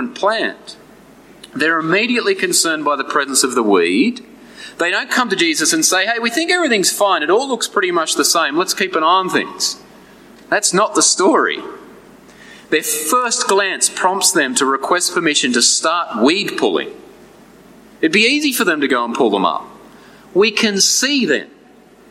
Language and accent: English; New England, New South Wales, Australia; As a uni student growing up in the New England, I used to spend my summers working as a farmhand